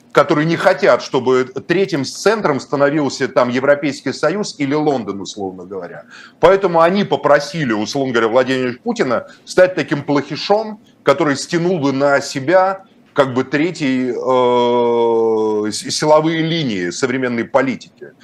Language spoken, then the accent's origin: Russian; Moscow, Russia; я москвич